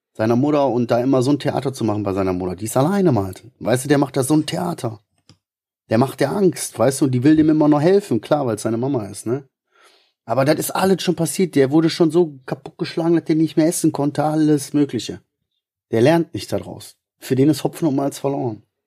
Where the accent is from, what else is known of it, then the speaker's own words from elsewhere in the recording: Ruhr area, North Rhine-Westphalia, Germany; ich kann nur Kodderschnauze, also ich bin Ruhrpottler